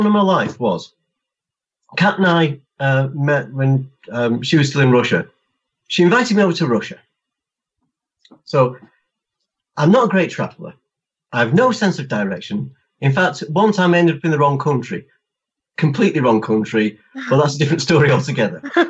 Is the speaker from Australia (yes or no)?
no; England, United Kingdom; I'm English